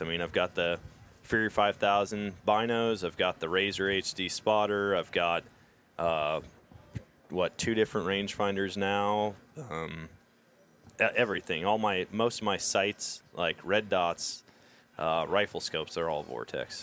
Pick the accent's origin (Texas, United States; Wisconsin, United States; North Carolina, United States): Wisconsin, United States; Eau Claire; moved away as an adult; also born or lived in Missouri; I grew up in Eau Claire.